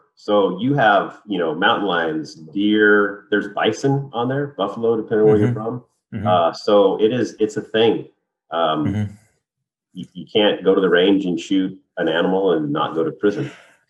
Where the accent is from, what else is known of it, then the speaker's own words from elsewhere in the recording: Arizona, United States; my hometown of Arizona